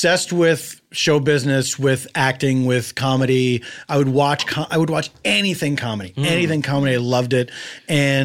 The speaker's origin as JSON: {"language": "English", "town": "Philadelphia", "region": "Pennsylvania", "country": "United States", "tie": "born or raised there", "said": "I grew up in Philadelphia in a neighborhood called Mount Airy"}